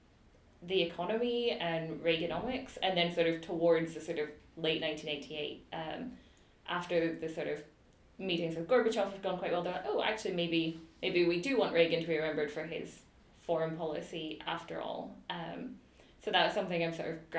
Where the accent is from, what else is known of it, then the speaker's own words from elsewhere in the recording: United Kingdom; now in Edinburgh, United Kingdom; I was British